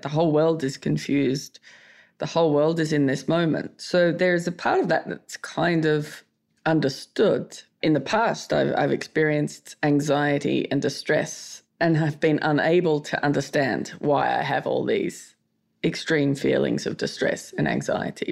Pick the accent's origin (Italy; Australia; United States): Australia; I'm Australian.